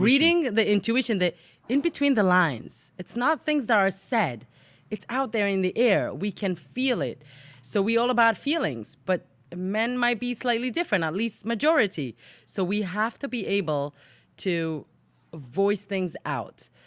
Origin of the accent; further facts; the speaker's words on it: Jerusalem, Jerusalem District, Israel; moved away as an adult; also born or lived in England; I was born and raised in Jerusalem, Israel